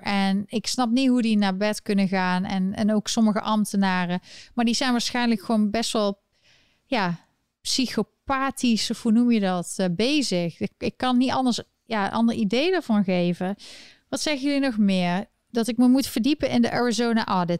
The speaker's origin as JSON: {"language": "Dutch", "town": "Eindhoven", "region": "North Brabant", "country": "Netherlands", "tie": "born or raised there", "said": "in Eindhoven, waar ik opgegroeid ben"}